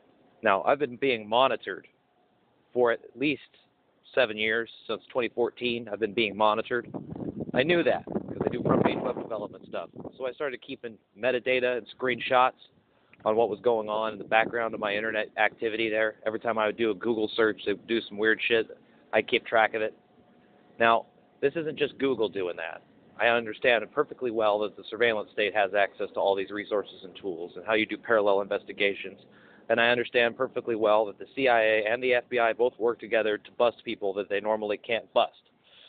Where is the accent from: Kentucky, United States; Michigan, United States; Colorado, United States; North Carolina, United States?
Colorado, United States; Pueblo; Black Hills Energy at the time was going through some uproar in my hometown, Pueblo, Colorado